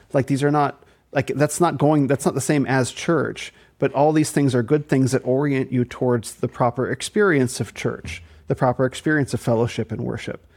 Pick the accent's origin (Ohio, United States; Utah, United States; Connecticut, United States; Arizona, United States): Arizona, United States; also born or lived in New Zealand; So I'm from Arizona. I'm from the desert.